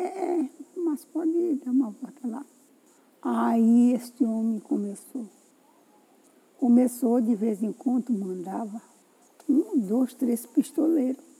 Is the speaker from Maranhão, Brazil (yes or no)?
yes; Quilombo do Frechal, Baixada Maranhense, Maranhão, Brazil; eu sou filha daqui do Quilombo